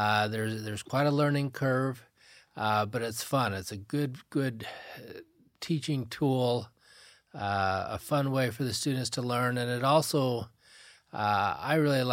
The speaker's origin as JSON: {"language": "English", "town": "Laie", "region": "Hawaii", "country": "United States", "tie": "born or raised there", "said": "I grew up in La'i Elementary, did May Day. I grew up and I just so loved that the richness of the culture, the generosity of the people. I really impacted who I was, graduated from Kuku High School, did some schooling here at BYU Hawaii."}